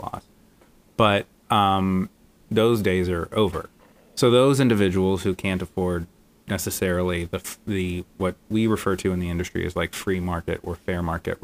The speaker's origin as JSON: {"language": "English", "region": "central Florida", "country": "United States", "tie": "born or raised there", "moved": "yes", "lives_now": "New York City, United States", "said": "my hometown, like in central Florida"}